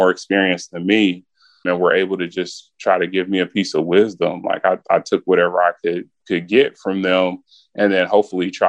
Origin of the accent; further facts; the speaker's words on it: Wichita, Kansas, United States; moved away; when I was a kid in Wichita